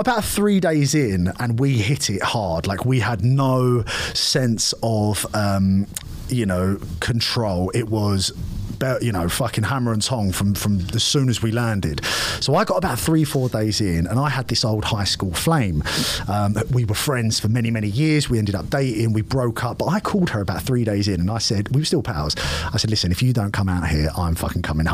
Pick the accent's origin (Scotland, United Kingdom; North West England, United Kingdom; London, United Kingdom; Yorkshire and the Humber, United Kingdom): London, United Kingdom; I'm from East London, I'm born and raised, you know, 30 years I lived here